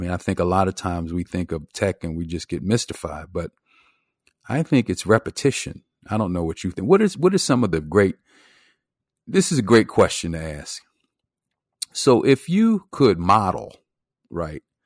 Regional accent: Philadelphia, Pennsylvania, United States; where I grew up in Philadelphia

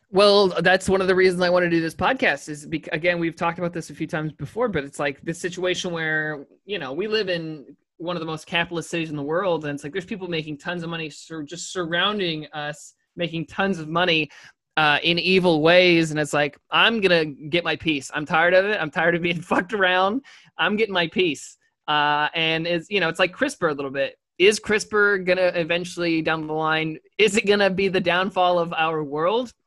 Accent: New York, United States; We're from New York

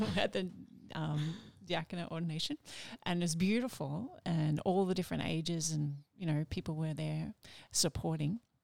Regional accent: Melbourne, Victoria, Australia; also born or lived in United States; I grew up in Melbourne

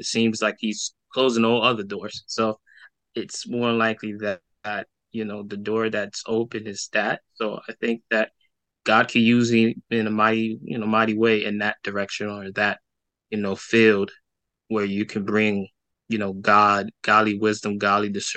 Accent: New York City, New York, United States; I grew up in Brooklyn, New York

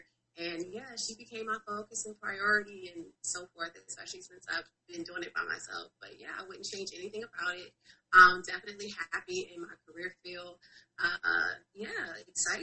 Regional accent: Savannah, Georgia, United States; moved away as an adult; now in Atlanta, United States; I'm from Savannah, Georgia. Born and raised.

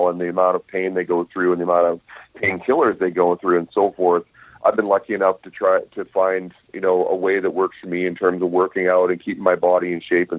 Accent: Canada; we as Canadian players

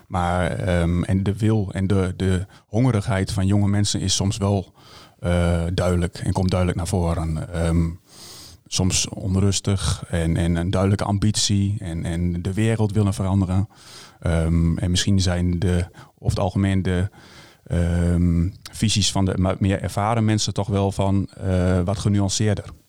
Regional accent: Hengelo, Overijssel, Netherlands; ik kom uit Hengelo

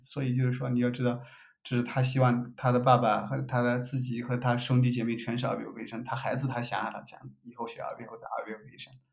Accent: China; accent: Chinese; moved away as an adult; also born or lived in United States; now in Germany; 我的 accent 就是中国人的口音

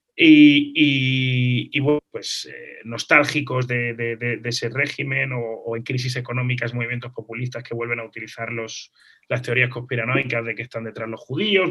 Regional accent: Málaga, Andalusia, Spain; moved away as an adult; also born or lived in Israel; yo soy nacido en Málaga, nacido en España

